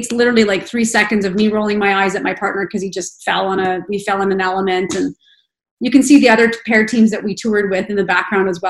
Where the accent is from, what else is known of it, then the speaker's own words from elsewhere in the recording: Red Deer, Alberta, Canada; also born or lived in Calgary; now in Edmonton, Canada; I grew up in Red Deer